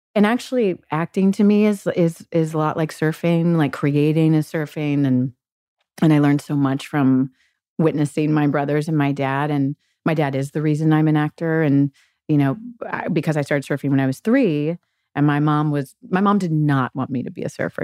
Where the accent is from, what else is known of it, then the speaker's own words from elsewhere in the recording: Gulf Breeze, Florida, United States; I'm from Gulf Breeze, Florida